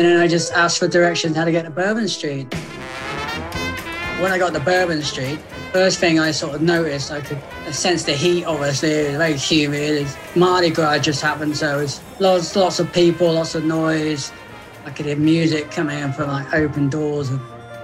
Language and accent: English; South West England, United Kingdom; I'm from Southwest England